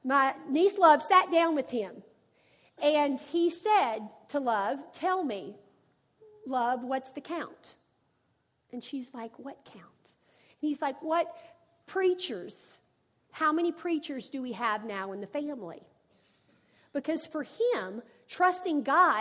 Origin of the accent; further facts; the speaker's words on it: Arkansas, United States; I'm from Arkansas, and my granddad was a farmer